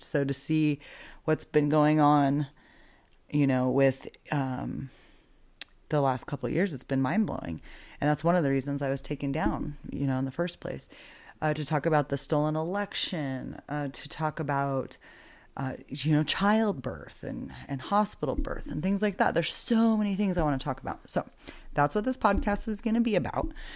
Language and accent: English; Boise, Idaho, United States; moved away as an adult; now in Albuquerque, United States; I grew up in Boise, Idaho. I now live in Albuquerque, New Mexico.